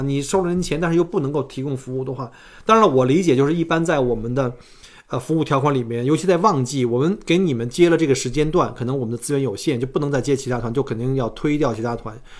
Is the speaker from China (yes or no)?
yes; China; now in Australia; 我们中国人都很规矩啊